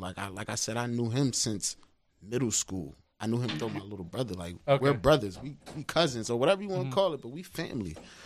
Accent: Willingboro, New Jersey, United States; moved away as an adult; now in North Jersey, United States; I'm from South Jersey. I stay up North Jersey now

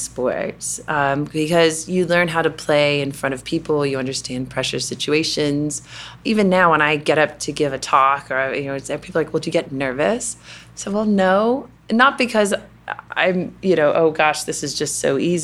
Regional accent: Louisville, Kentucky, United States; accent: Kentucky; moved away as an adult; also born or lived in Notre Dame, Indiana / California / United Kingdom; Growing up in Kentucky, you know, there's this thing you do called cotillion

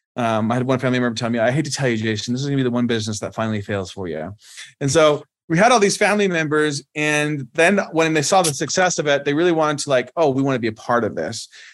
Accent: Canada; moved away as an adult; now in United States; I was born and raised in Canada

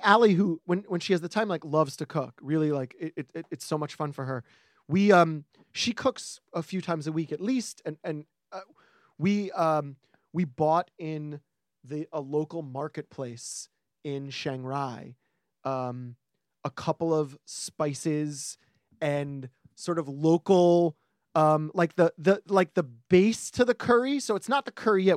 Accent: New York, United States; as a New Yorker

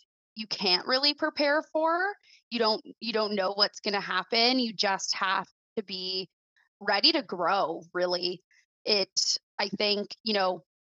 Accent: Mississauga, Ontario, Canada; moved away as an adult; I was born and raised in Mississauga

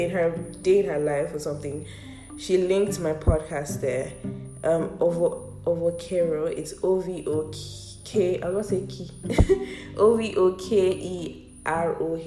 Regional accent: Ibadan, Oyo, Nigeria; I am from Oyo State, Ibadan to be precise. I'm Yoruba

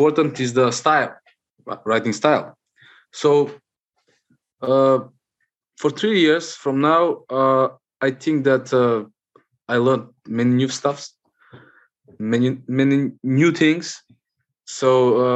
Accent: North Macedonia; from Macedonia, Southeast Europe.

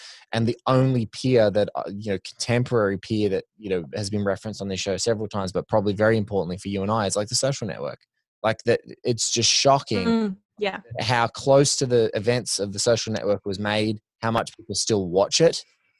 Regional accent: Australia; you know, you're Canadian, I'm Aussie.

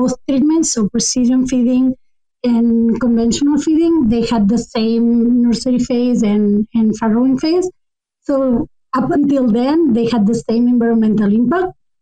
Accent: Spain; moved away as an adult; now in Canada; Currently, I'm doing my studies in Canada, but I'm originally from Spain

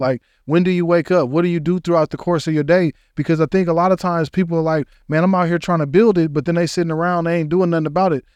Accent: Denver, Colorado, United States; I'm from Denver, Colorado

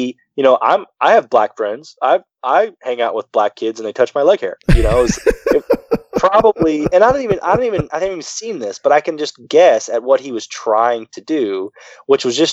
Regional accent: the South, United States; when I grew up in the South, I would go into Family Dollar

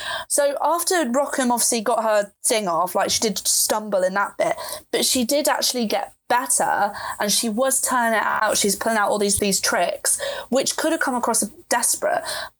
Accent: Oxford, South East England, United Kingdom; just because I'm from Oxford doesn't mean that I can get into their university.

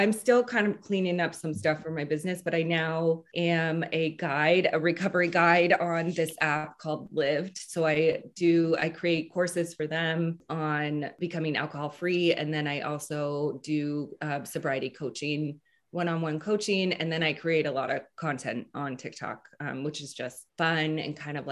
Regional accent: Seattle, Washington, United States; also born or lived in Louisiana; I grew up in Seattle and I am the youngest of four

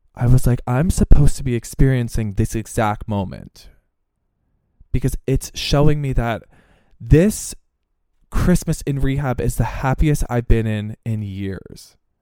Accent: Pennsylvania, United States; growing up in Pennsylvania

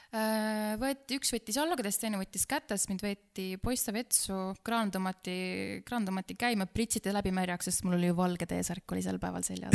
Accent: near Pärnu, Pärnu County, Estonia; ma olen äh, pärit Pärnumaalt, Pärnu külje alt, siis meie maakoolis

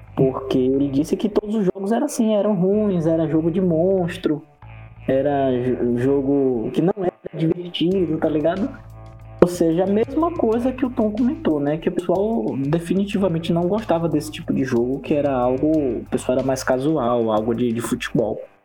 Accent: Northeast Region, Brazil; Eu sou do Nordeste

